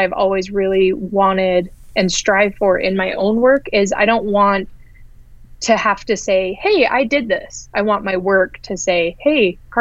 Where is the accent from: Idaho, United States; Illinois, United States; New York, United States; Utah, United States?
Utah, United States; Ogden; I grew up in Utah, and the city I grew up in is called Ogden, which is about 40 minutes north of Salt Lake City